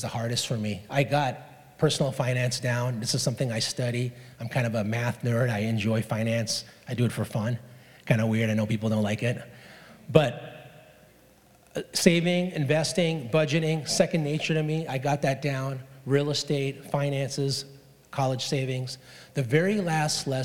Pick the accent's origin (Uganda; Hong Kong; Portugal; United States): Hong Kong; moved away; I was born and raised in Hong Kong